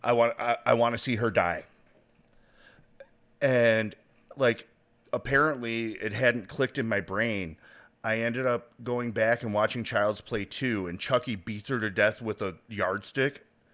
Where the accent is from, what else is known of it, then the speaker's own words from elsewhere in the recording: the Carolinas, United States; I'm from the Carolinas. I went from one line to the other line.